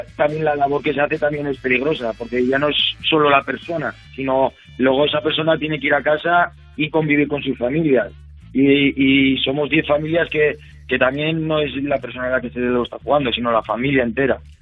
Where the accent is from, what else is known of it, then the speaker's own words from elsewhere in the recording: Carcastillo, Navarre, Spain; yo soy de Carcastillo, trabajo en el pueblo de Alao, Caparroso